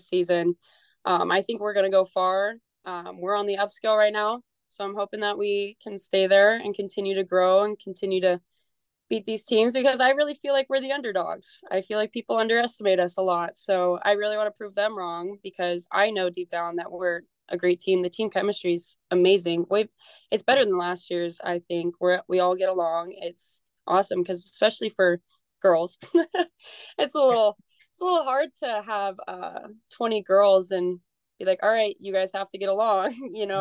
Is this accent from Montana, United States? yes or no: yes; Billings, Montana, United States; I am from Billings and I played for a small local summer ball association